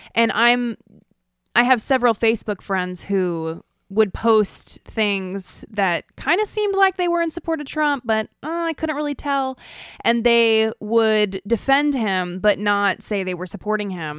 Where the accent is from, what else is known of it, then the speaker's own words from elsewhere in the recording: Idaho, United States; growing up in Idaho